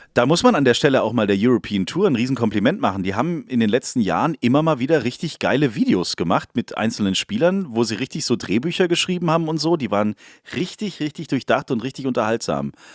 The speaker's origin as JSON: {"language": "German", "region": "Swabia", "country": "Germany", "said": "Ich bin Schwabe"}